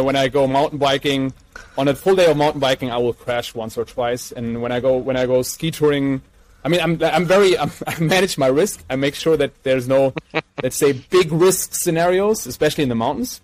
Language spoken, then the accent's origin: English; Mainz, Rhineland-Palatinate, Germany; from our hometown of Mainz